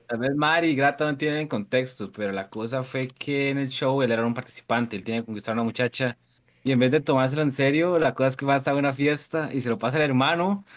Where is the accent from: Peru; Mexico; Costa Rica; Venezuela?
Costa Rica; soy de Costa Rica